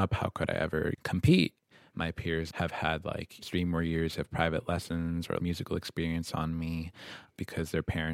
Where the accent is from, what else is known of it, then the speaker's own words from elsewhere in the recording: Ann Arbor, Michigan, United States; I was born in Ann Arbor. I'd say it was a really, really unique experience growing up.